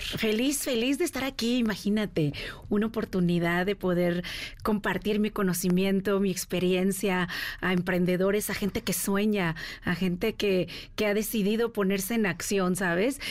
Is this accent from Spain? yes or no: no; Mexico; moved away as an adult; now in United States